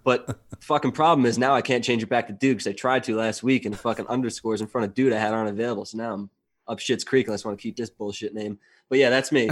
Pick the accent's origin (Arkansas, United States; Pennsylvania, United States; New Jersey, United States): New Jersey, United States; moved away; I'm originally from New Jersey